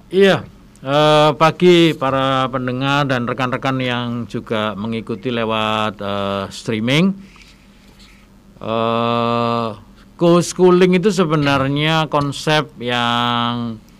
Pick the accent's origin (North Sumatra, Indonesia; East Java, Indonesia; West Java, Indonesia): East Java, Indonesia; Surabaya; saya berasal dari Surabaya